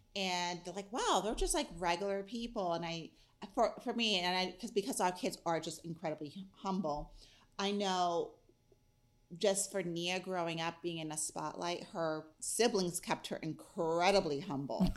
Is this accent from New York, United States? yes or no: yes; New York, United States; now in Pittsburgh, United States; I grew up in New York